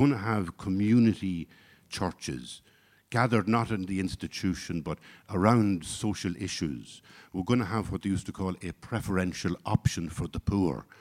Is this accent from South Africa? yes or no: no; Ireland; I come from Ireland of the sixties and seventies